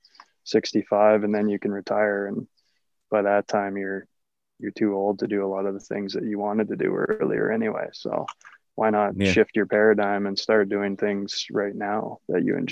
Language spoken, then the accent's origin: English; Canada; moved away; being a Canadian too, I've been able to be a non-resident and living in other countries